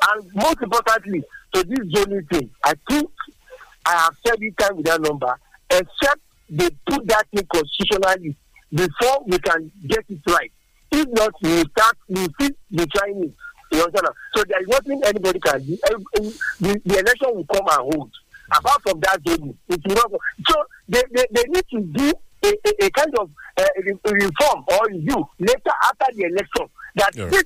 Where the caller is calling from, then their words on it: Songo, Nigeria; Uh, I am engineer …. Uh, I'm calling from Songo.